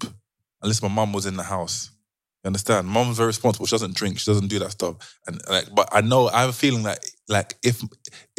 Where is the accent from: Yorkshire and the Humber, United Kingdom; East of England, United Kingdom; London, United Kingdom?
London, United Kingdom; I'm from South East